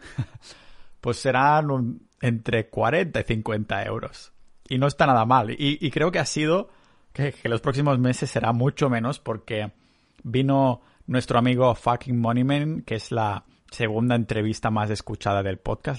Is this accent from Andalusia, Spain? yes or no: no; Catalonia, Spain; moved away as an adult; also born or lived in Canada; now in Estonia; yo que soy muy catalán